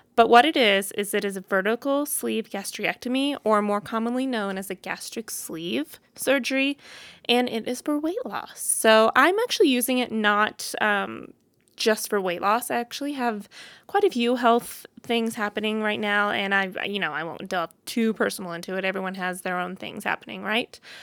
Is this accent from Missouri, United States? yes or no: yes; Boonville, Missouri, United States; moved away as an adult; now in Denver, United States; I was born and raised in Missouri, a little town called Booneville